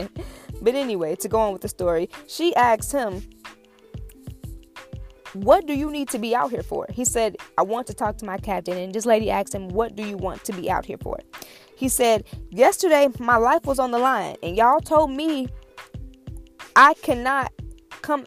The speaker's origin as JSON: {"language": "English", "region": "Illinois", "country": "United States", "also_born_or_lived": "Michigan", "said": "I'm from Illinois"}